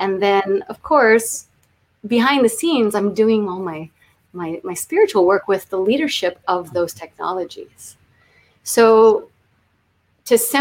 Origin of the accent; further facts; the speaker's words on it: South Florida, United States; moved away as an adult; also born or lived in Homestead, Florida / Miami; now in Los Angeles, United States; I'm from Florida, South Florida. I went through Hurricane Andrew, so that moved me up to Central Florida